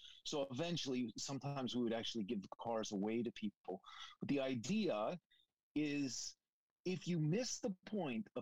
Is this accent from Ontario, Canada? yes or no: yes; Welland, Ontario, Canada; moved away; my hometown in Canada. If you can imagine that, Welland